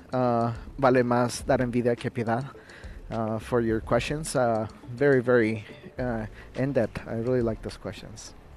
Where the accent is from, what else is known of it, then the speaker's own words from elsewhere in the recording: Quito, Pichincha, Ecuador; now in United States; I was born in Quito, which is the capital